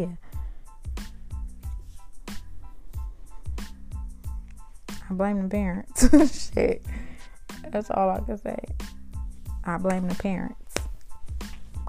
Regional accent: Compton, California, United States; also born or lived in South Central Los Angeles; I'm from Compton, California, by way of South Central Los Angeles, 43rd and Hoover, and Central and Alondra.

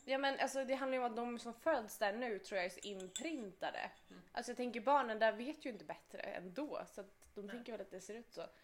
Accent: Skåne, Sweden; accent: Scanian; jag kan inte få till en göteborgska. Jag får in skånskan

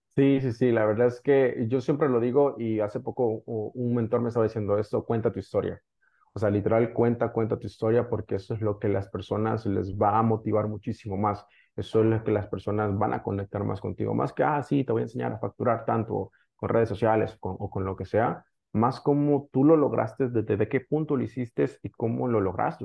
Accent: El Salvador; yo soy originariamente de El Salvador

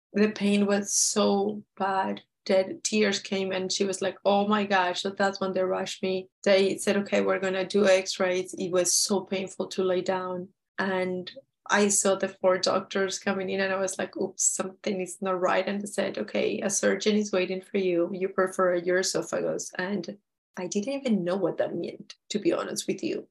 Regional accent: Peru; we're from Peru

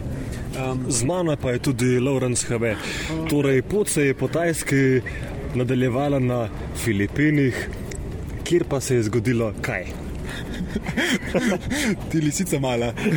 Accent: Slovenia; smo rojeni in živimo v Sloveniji

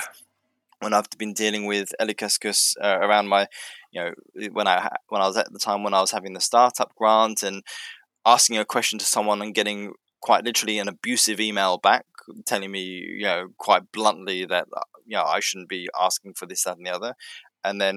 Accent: United Kingdom; now in Finland; being a British citizen.

